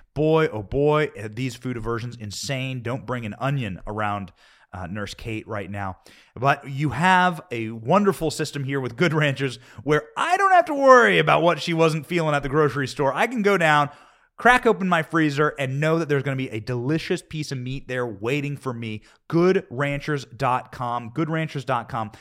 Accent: Iowa, United States; Iowa, my home state. Iowa was where I was raised.

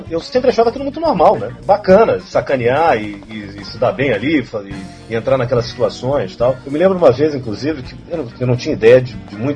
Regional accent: São Paulo, Brazil; now in Rio de Janeiro, Brazil; Como eu era paulista, eu, é eu sou paulistano

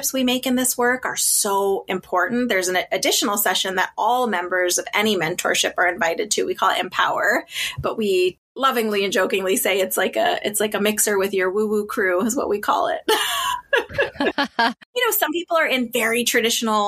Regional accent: Boston, Massachusetts, United States; I grew up just outside of Boston in kind of a tougher neighborhood

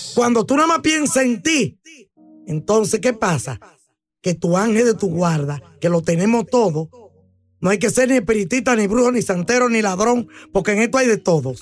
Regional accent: Dominican Republic; yo soy dominicana

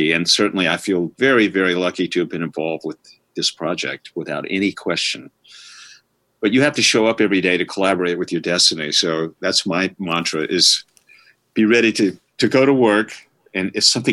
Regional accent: New Orleans, Louisiana, United States; growing up around New Orleans, I'm just around jazz my whole life

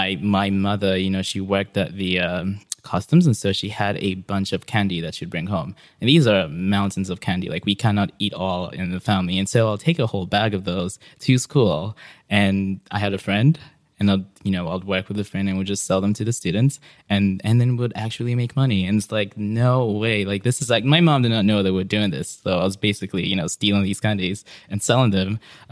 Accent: Accra, Greater Accra, Ghana; moved away as an adult; now in San Francisco, United States; I was born and raised right here in Accra, in Ghana.

